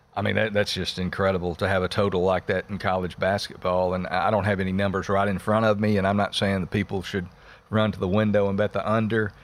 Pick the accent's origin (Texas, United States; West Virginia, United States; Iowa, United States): Texas, United States; my home state of Texas